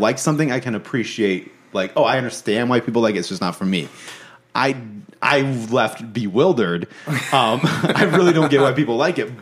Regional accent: Japan; I was born in Japan

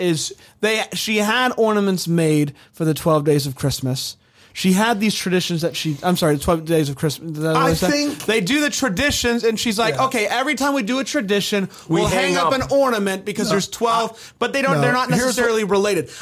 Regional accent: Florida, United States; I grew up in Florida

